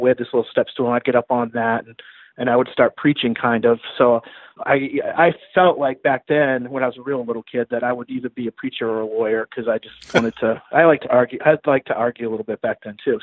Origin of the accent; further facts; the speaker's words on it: Augusta, Maine, United States; moved away as an adult; also born or lived in Florida; now in Brandon, United States; I grew up in Maine, so I, I lived in uh, Augusta, Maine, graduated from high school there